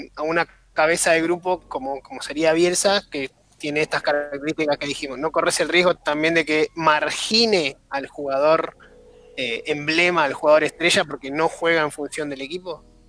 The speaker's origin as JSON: {"language": "Spanish", "country": "Argentina", "said": "yo, como argentino, como hincha del fútbol"}